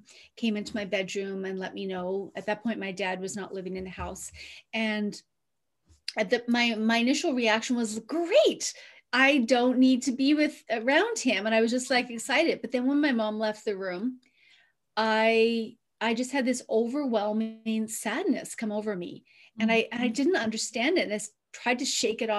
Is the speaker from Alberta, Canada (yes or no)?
no; Newfoundland and Labrador, Canada; I grew up on the East Coast in Newfoundland in Canada, in a small, small fishing village